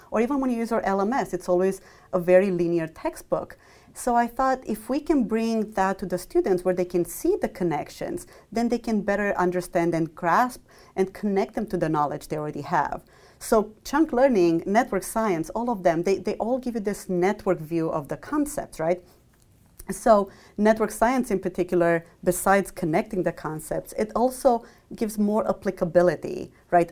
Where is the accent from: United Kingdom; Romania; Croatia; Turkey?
Romania; moved away as an adult; also born or lived in Michigan, United States; I grew up in Romania through m, all my, my school years, and then I moved to Michigan, uh, for my college degree.